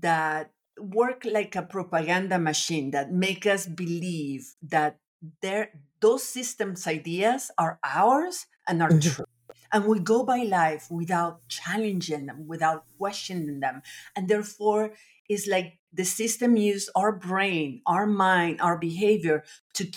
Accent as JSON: {"language": "English", "country": "Nicaragua", "tie": "born or raised there", "also_born_or_lived": "France / Latin America", "moved": "yes", "lives_now": "Austin, United States", "said": "I was born in France, but I was raised in Nicaragua, actually in different countries in Latin America, but mostly Nicaragua. So I feel Nicaraguan"}